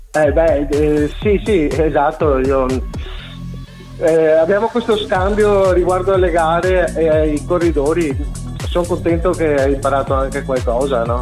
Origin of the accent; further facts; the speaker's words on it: Mogliano Veneto, Veneto, Italy; Sono di Mogliano Veneto